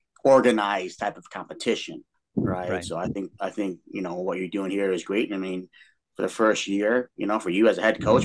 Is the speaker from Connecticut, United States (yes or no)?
no; Chicago, Illinois, United States; growing up in Chicago.